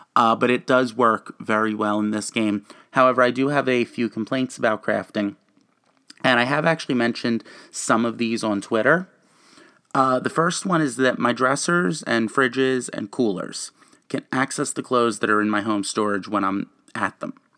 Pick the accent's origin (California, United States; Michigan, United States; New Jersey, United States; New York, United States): New Jersey, United States; I'm a gamer, and I am from New Jersey